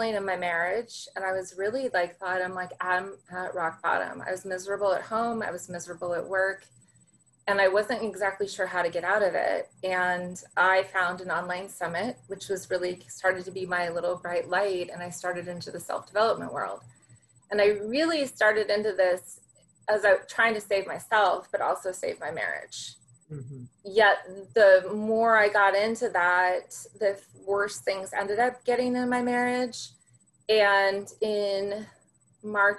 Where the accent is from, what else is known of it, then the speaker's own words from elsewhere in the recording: Central California, United States; also born or lived in Santa Barbara, California / Orange County, California; I'm a California girl, born and raised in California. Started out in Central California